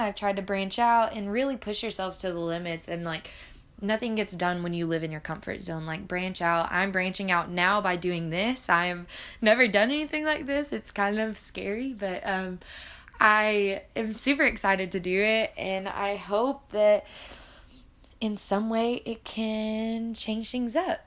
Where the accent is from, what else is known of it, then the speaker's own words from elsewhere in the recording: Arkansas, United States; I grew up in Arkansas